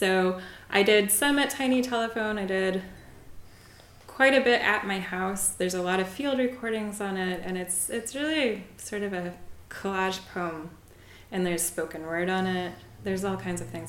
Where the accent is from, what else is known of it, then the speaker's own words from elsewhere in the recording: Colorado, United States; also born or lived in France; now in San Jose, United States; I'd moved here from France, right? Even though I'm originally from Colorado